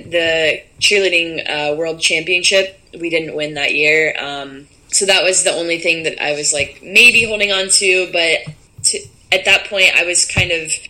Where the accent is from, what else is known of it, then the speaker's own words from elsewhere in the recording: Columbus, Ohio, United States; moved away; also born or lived in Coral Gables, Florida; I grew up in Columbus, Ohio